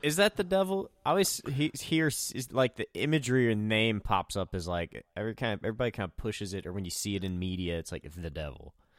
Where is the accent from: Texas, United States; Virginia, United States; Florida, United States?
Virginia, United States; Southwest; I'm in Southwest Virginia and from Southwest Virginia